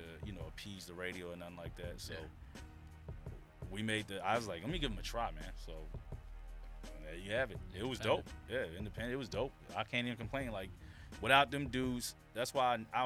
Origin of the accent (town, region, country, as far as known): Atlanta, Georgia, United States; born or raised there